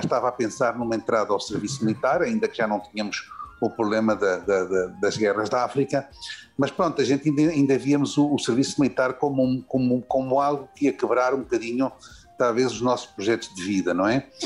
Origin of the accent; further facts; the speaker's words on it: Lisbon, Portugal; moved away as an adult; now in Venezuela; nasci em Lisboa, uh, realmente de família do norte do país